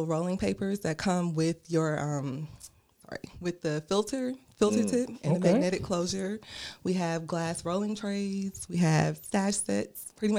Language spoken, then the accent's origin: English; College Park, Georgia, United States; So, yeah, I'm from Atlanta, raised in College Park, Georgia, graduated from Tri-Cities High School, graduated from Clark Atlanta University.